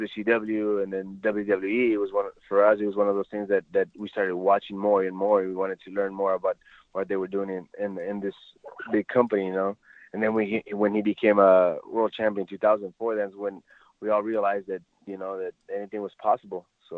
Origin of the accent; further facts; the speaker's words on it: Ciudad Juarez, Chihuahua, Mexico; also born or lived in El Paso; you know, as a little kid growing up in La Frontera in Ciudad Juarez, El Paso.